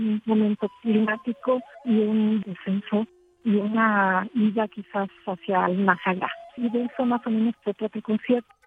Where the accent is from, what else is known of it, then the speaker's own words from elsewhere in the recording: Spain; vengo de España